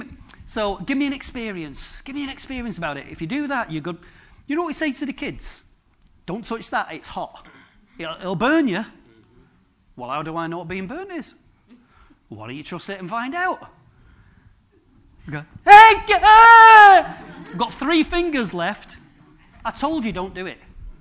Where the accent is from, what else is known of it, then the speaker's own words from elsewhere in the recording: Droylsden, North West England, United Kingdom; born there; I was born in Drawlsden. What did I get for my legacy? What did I get? Wilkinson's and a big Tesco.